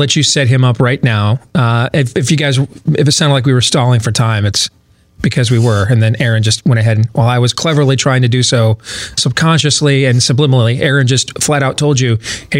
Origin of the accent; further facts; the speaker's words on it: Michigan, United States; I grew up in Michigan.